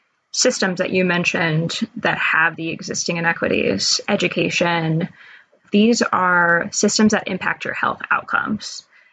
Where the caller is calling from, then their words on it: Washington, District of Columbia, United States; I am calling in from Bloomingdale in Washington, D.C.